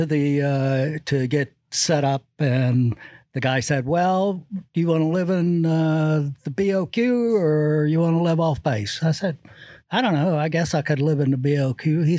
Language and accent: English; Fort Walton Beach, Florida, United States; moved away as an adult; also born or lived in Georgia; I grew up in Fort Walton Beach.